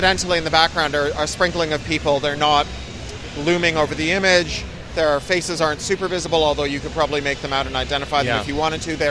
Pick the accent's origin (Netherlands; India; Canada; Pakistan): Canada; moved away as an adult; also born or lived in San Francisco, United States / United Kingdom; as a Canadian